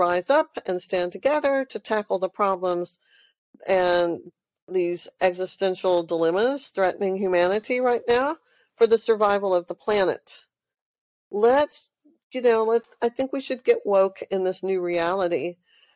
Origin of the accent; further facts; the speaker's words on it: Texas, United States; moved away as an adult; also born or lived in Austin, Texas; now in California, United States; I'm from Texas. I know y'all hear it in my accent. I have been in Texas almost my whole life